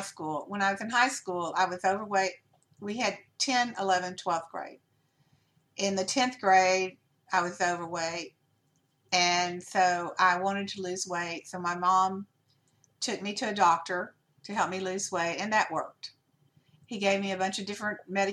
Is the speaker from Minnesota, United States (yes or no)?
no; Louisiana, United States; I'm from Louisiana